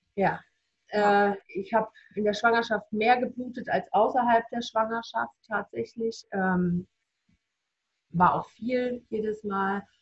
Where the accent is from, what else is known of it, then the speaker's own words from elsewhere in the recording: near Reutlingen, Stuttgart area, Baden-Württemberg, Germany; ich komme aus der Nähe von Reutlingen, Stuttgarter Bereich, im Baden-Württemberg